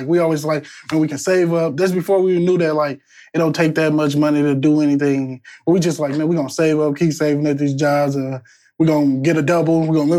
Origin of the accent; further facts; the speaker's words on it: Indianapolis, Indiana, United States; also born or lived in Chicago, Illinois; And then I moved to Indianapolis in fourth grade.